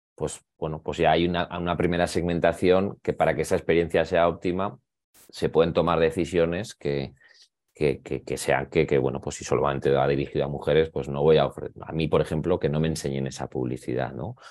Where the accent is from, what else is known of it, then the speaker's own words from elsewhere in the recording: Zaragoza, Aragon, Spain; now in Madrid, Spain; yo soy de Zaragoza, y, pero ahora resido en Madrid